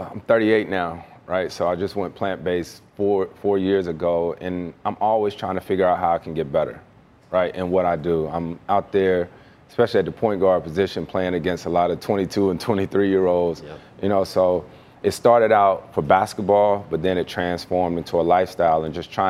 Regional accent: Winston-Salem, North Carolina, United States; You know, I'm born and raised in Winston-Salem, North Carolina. My late grandfather was the first, uh, had the first black-owned service station in North Carolina.

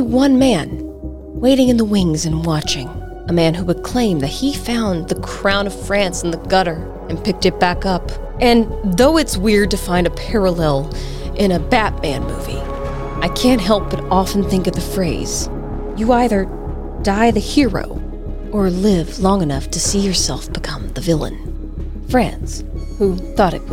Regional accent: United States; as an American

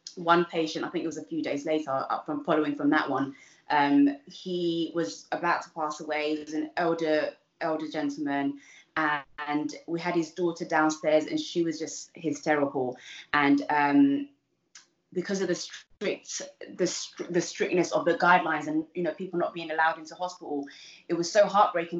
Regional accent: London, United Kingdom; also born or lived in Uganda; I came when I was super young, um, and so I grew up in Southeast London. Uh, it's somewhere a little place called East Dulwich

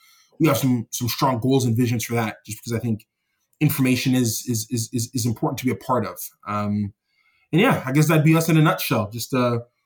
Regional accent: Toronto, Ontario, Canada; I'm born and raised in Toronto, Canada, from Jamaican parents who were Jamaican immigrants.

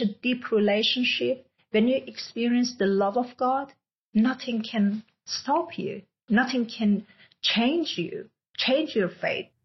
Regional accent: Iran; moved away; I'm originally from Iran

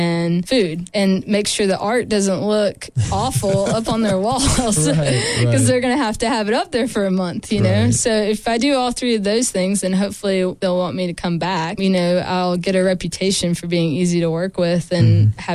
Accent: Stanly County, North Carolina, United States; moved away as an adult; also born or lived in Asheville, North Carolina; now in Raleigh, United States; I grew up in Stanley County, a small town

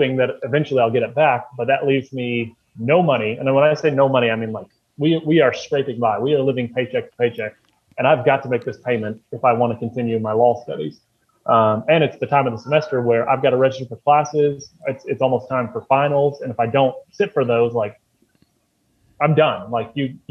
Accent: Frankfort, Kentucky, United States; also born or lived in Louisville, Kentucky; I was working in my hometown of Frankfort

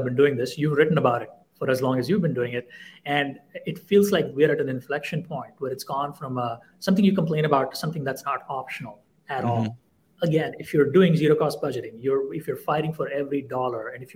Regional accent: India; moved away; I grew up in India in the 80s and 90s

